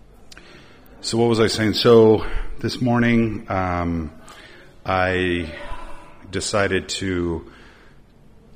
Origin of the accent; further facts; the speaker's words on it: United States; you say America, or Amrika